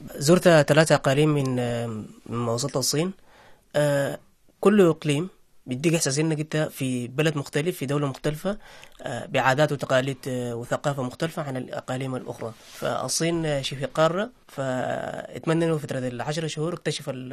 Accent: Sudan; now in China; احنا كاعلاميين سودانيين

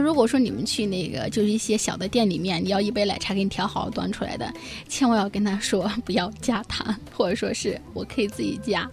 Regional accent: China; moved away as an adult; also born or lived in Sri Lanka; 我们中国人

